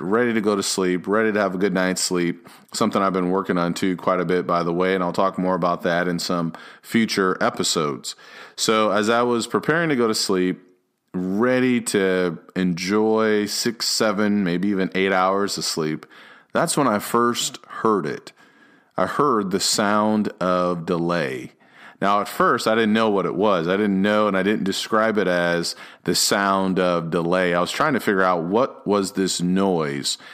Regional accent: Illinois, United States; also born or lived in Dallas area, Texas; now in Dallas, United States; I grew up in Illinois, so I'm used to the cold

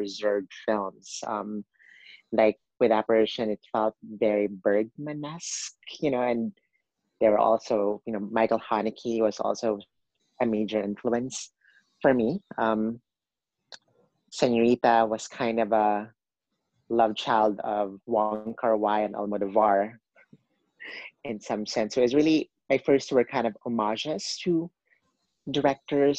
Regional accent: Cebu City, Central Visayas, Philippines; moved away as an adult; also born or lived in Manila, Philippines; now in New York City, United States; I was born and raised in Cebu, which is the second largest city in the Philippines

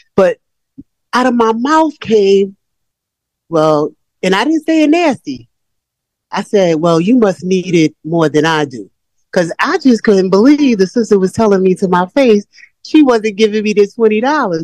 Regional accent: New York, United States; I'm from New York

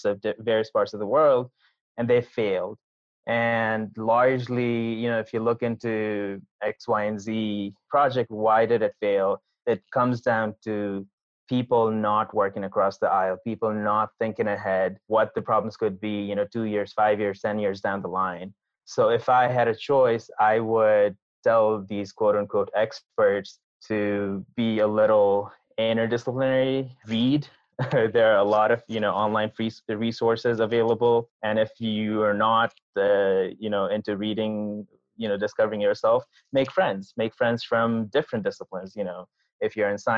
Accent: Nepal; moved away; I grew up in Nepal

